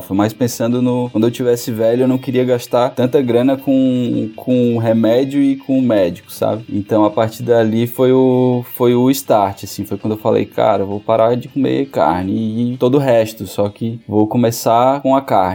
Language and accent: Portuguese; Fortaleza, Ceará, Brazil; moved away as an adult; now in Florianópolis, Brazil; Eu sou de Fortaleza, né? Na verdade, morei maior parte da minha vida em Fortaleza